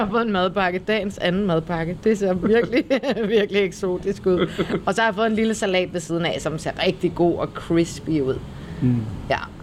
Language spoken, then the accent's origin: Danish; Copenhagen, Capital Region of Denmark, Denmark; moved away as an adult; now in Kolding, Denmark; nu er jeg jo født og opvokset i København